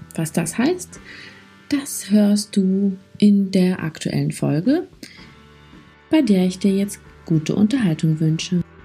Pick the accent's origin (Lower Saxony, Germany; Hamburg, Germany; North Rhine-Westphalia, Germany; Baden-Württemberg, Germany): Hamburg, Germany; moved away as an adult; now in Berlin, Germany; bin äh, aus Hamburg ursprünglich, wohne jetzt seit zwei Jahren in Berlin